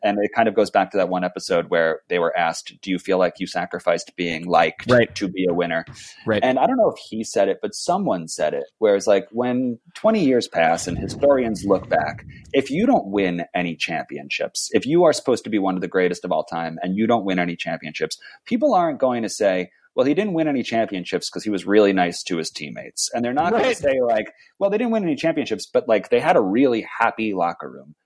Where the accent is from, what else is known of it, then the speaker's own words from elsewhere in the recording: New York, United States; moved away; back in my New York days when I was growing up in New York